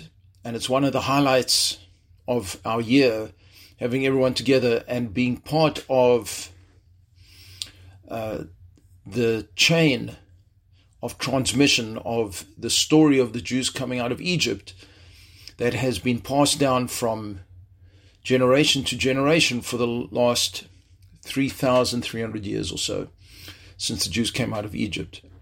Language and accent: English; South Africa; moved away as an adult; also born or lived in Jerusalem, Israel; now in Chicago, United States; I was born and raised in South Africa